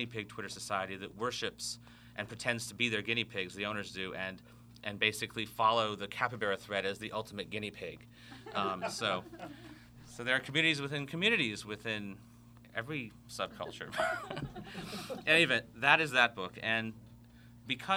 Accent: Fiji; Growing up in the Fiji Islands

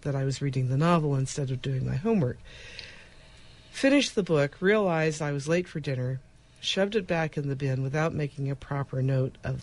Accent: Southern California, United States; I grew up in Southern California

